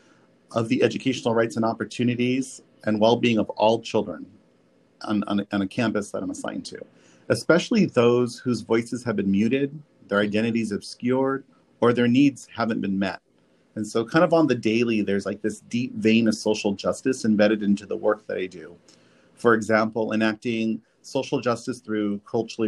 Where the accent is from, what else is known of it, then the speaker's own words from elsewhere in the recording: Orosi, California, United States; also born or lived in Visalia / Dinuba / San Luis Obispo / Bay Area; But my family was from Orosi, and I lived in Orosi until I was about 11 years old